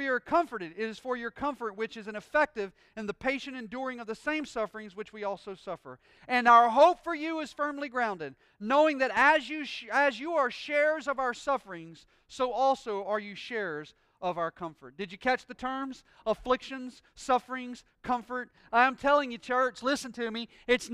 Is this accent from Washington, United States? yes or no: no; Pensacola, Florida, United States; I'm from Pensacola, Florida, born and bred here my entire life